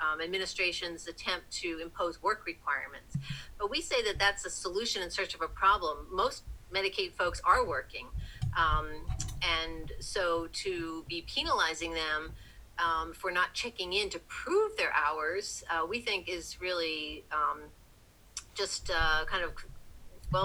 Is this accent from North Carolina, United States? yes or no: no; Philadelphia suburbs, Pennsylvania, United States; moved away as an adult; also born or lived in New Jersey; now in Washington, United States; I grew up in the Philadelphia suburbs